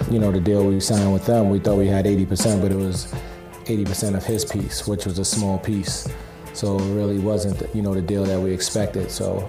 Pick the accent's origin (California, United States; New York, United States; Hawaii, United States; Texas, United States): New York, United States; New York City; Dame and I grew up together in Harlem.